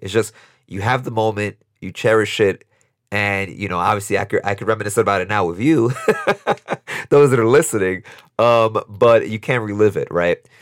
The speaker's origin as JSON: {"language": "English", "town": "New York City", "region": "New York", "country": "United States", "tie": "born or raised there", "said": "this kid born and raised in Brooklyn, New York, in East New York, um, to immigrant parents from Dominican Republic, humble beginnings."}